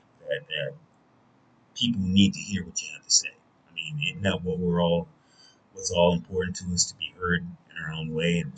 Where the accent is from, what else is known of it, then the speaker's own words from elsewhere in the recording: United States; I'm an American